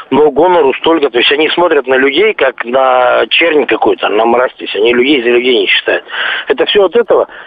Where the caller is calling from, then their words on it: Lipetsk, Lipetsk Oblast, Russia; Звоню я из Липецка.